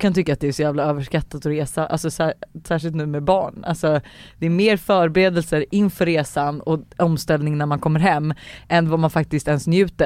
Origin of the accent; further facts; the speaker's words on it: Sweden; vi svenskar